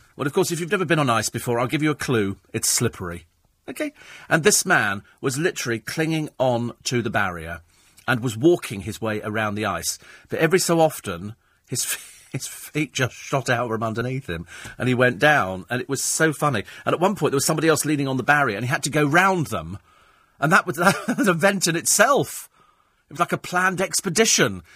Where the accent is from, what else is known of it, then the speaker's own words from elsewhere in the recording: United Kingdom; I'm British.